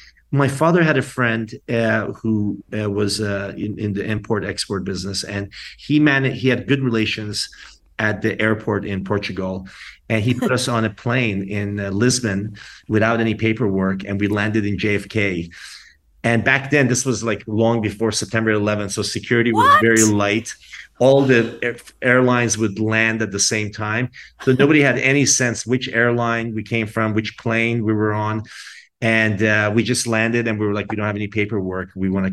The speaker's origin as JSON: {"language": "English", "country": "Iran", "tie": "born or raised there", "moved": "yes", "lives_now": "Washington, D.C., United States", "said": "I grew up in Iran, and then we left after the revolution in 1980. And we were sort of, nomads for about a year. And then we ended up in Washington, D.C."}